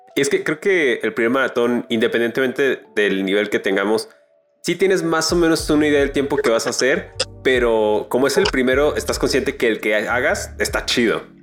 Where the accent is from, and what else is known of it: León, Guanajuato, Mexico